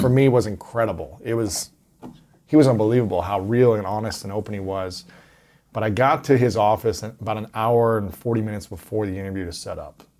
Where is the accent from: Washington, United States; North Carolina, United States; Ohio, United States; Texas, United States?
Ohio, United States; I'm from Ohio